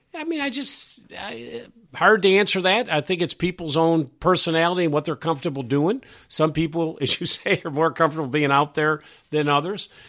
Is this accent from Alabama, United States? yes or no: no; New York, United States; moved away as an adult; also born or lived in Syracuse; now in Virginia, United States; I was from New York.